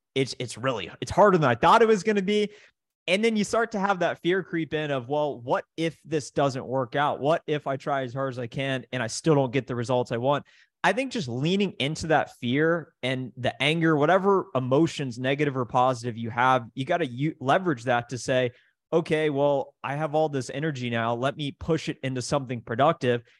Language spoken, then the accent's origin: English; Columbus, Ohio, United States; I grew up in Columbus, Ohio